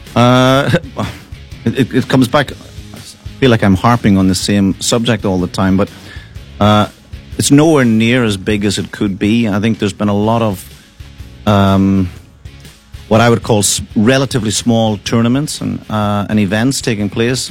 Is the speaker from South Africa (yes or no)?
no; Ireland; now in Russia; I feel myself as a Russian person, even though I'm Irish person